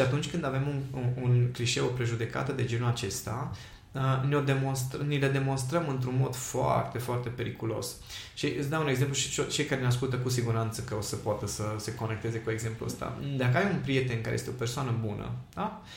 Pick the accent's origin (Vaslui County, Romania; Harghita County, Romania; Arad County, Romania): Harghita County, Romania; Miercurea Ciuc; am crescut în Miercurea Ciuc